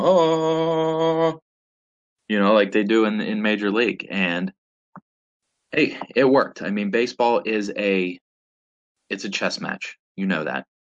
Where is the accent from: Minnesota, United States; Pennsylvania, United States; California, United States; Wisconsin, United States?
Pennsylvania, United States; Pittsburgh; born and raised in Pittsburgh, PA